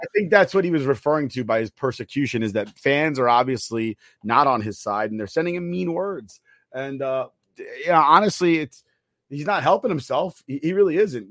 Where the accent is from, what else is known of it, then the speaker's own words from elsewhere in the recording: New York, United States; I'm from New York